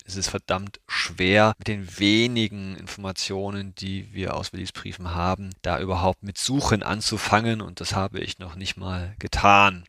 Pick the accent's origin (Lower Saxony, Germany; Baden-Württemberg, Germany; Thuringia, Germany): Thuringia, Germany; moved away; Meine alte Heimat Thüringen